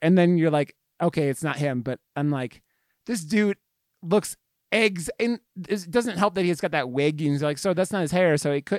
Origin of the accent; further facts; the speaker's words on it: Ohio, United States; now in Colorado, United States; I grew up in Ohio, so I'm not from here either